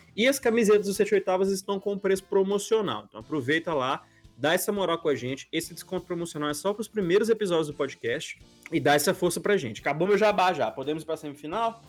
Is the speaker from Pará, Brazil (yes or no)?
no; Belo Horizonte, Minas Gerais, Brazil; da minha cidade natal também, de Belo Horizonte